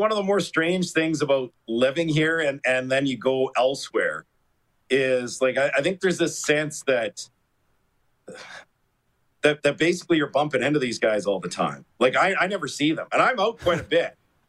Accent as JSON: {"language": "English", "town": "Edmonton", "region": "Alberta", "country": "Canada", "tie": "born or raised there", "moved": "yes", "lives_now": "Ottawa, Canada", "said": "I was in Edmonton broadcasting a game, which is, you know, my hometown"}